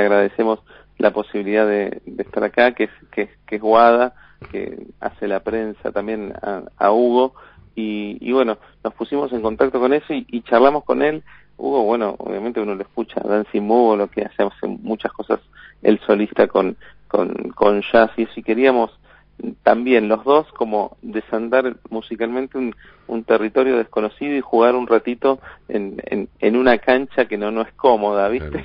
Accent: Buenos Aires, Argentina; nosotros somos eh, todos porteños

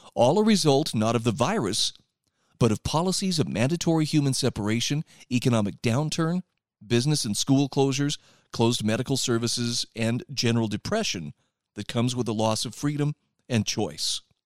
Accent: Utah, United States; my home state of Utah

